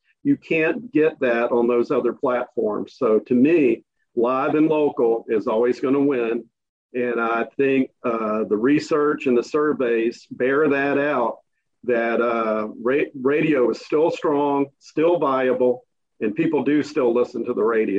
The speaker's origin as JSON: {"language": "English", "town": "Williston", "region": "Florida", "country": "United States", "tie": "born or raised there", "said": "my life experiences growing up in Williston."}